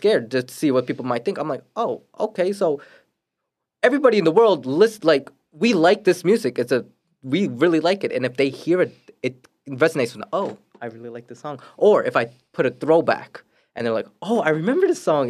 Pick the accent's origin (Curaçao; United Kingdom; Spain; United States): United States; New York City, New York; also born or lived in Florida; now in Queens, New York, United States; I grew up in Brooklyn. I grew up in Brooklyn for m, basically my whole life